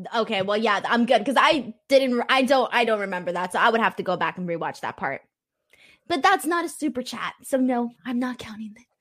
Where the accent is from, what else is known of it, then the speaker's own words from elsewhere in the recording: California, United States; California, my hometown